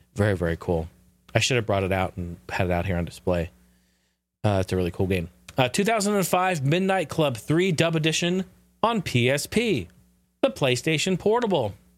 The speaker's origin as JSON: {"language": "English", "area": "the Northwest", "region": "Pacific Northwest", "country": "United States", "tie": "born or raised there", "moved": "yes", "lives_now": "Arizona, United States", "said": "growing up in the Northwest"}